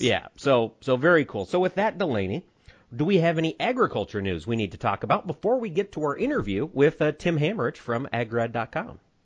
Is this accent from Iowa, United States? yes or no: yes; Winterset, Iowa, United States; in Winterset, Iowa, my hometown